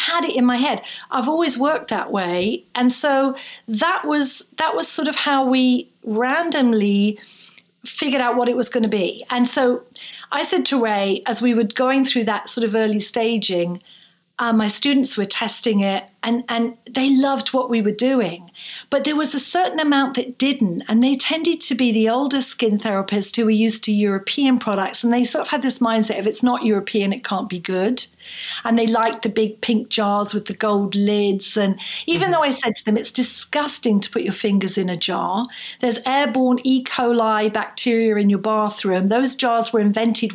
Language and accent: English; Bournemouth, South West England, United Kingdom; also born or lived in Edinburgh, Scotland; I was then 14, I was in a small town in the south coast of England in Bournemouth.